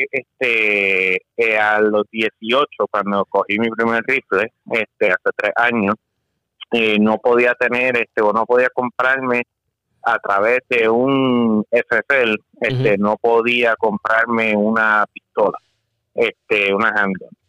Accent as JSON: {"language": "Spanish", "country": "Puerto Rico", "lives_now": "Florida, United States", "said": "yo, este, como dije, soy boricua, este, y me mudé aquí para Florida"}